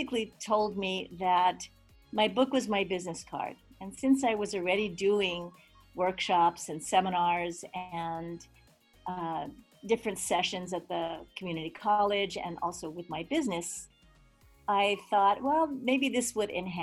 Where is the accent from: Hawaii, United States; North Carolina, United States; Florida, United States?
Hawaii, United States; also born or lived in New York; And so I grew up in Hawaii with a very eclectic background. I was actually born in New York